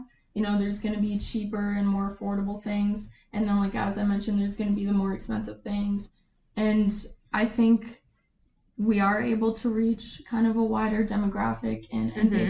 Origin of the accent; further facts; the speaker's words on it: South Dakota, United States; moved away; I believe there's at least three or four within the region of my hometown in South Dakota.